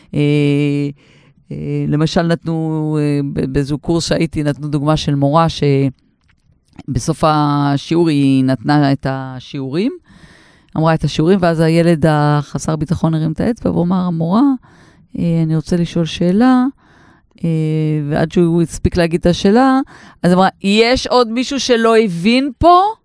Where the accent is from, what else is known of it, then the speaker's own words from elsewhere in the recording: Israel; אני במקור מקיבוץ